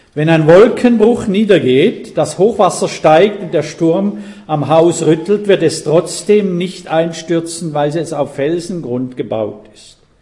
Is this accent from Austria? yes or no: no; Switzerland; ich bin Schweizer.